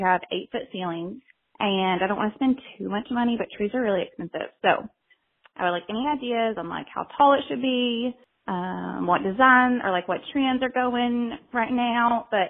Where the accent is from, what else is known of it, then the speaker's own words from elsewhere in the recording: Tennessee, United States; I'm from Tennessee.